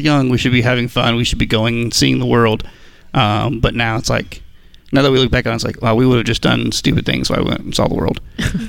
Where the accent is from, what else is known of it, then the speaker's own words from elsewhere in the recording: Texas, United States; we're from Texas.